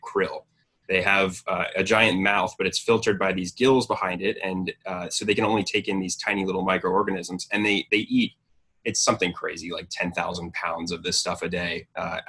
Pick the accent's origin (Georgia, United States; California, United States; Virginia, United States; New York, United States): Georgia, United States; Dunwoody; I grew up in Dunwoody, Georgia, just about, 20 minutes away from the office, the SSC in Atlanta